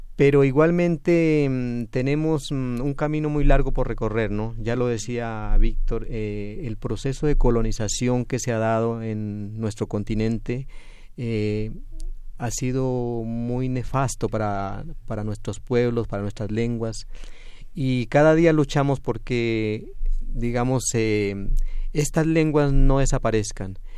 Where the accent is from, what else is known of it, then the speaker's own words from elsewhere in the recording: southern Colombia, Colombia; yo vengo de una zona de Colombia, de la zona sur de, del país